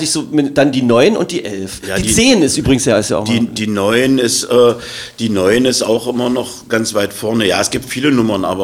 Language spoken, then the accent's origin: German; Magdeburg, Saxony-Anhalt, Germany; Ich bin ja Magdeburger auch durch und durch, ja.